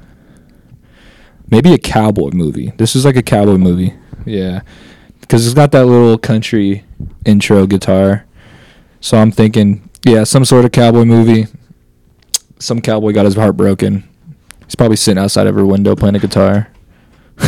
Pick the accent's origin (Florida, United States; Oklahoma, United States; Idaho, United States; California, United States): Idaho, United States; Glenns Ferry; I'm from Glen's Ferry